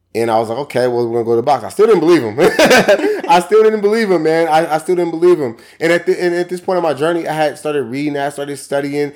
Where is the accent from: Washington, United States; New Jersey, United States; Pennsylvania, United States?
Washington, United States; Seattle; I come from Seattle, Washington. Grew up in Yester Terrace Projects, also Central District Area, thirty-first East Cherry Street